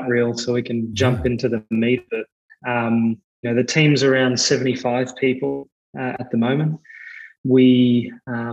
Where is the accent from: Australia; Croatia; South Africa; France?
Australia; accent: Australian; You can probably hear in my accent, I'm Australian as well